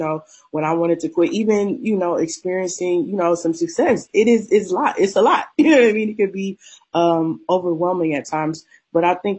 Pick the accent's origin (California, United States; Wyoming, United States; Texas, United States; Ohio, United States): Ohio, United States; Akron; also born or lived in Cleveland, Ohio; I was born and raised in Akron, Ohio.